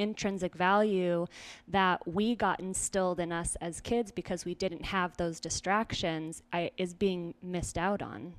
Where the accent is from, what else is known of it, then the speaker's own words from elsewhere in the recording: Weiser, Idaho, United States; moved away as an adult; also born or lived in Simi Valley, California / California; now in Greenville, United States; I was born in California, and then my family picked us up and moved to a very small town in Idaho